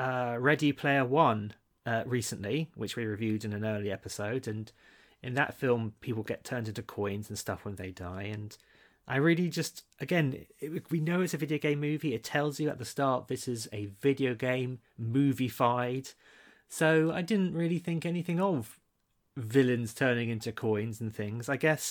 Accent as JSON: {"language": "English", "country": "Malaysia", "said": "I come from Malaysia."}